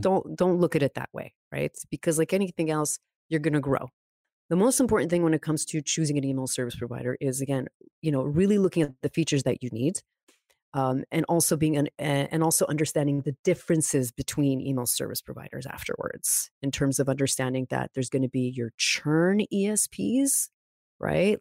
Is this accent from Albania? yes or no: no; Montreal, Quebec, Canada; also born or lived in California; born and raised in Montreal